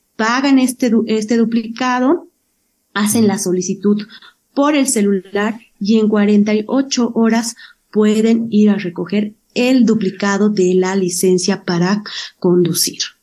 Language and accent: Spanish; Bolivia; nos identifican como boliviano